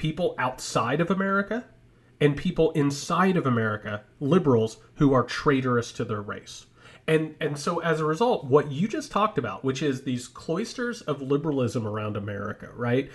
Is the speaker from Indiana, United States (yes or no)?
yes; Indiana, United States; I grew up in Indiana, a Union state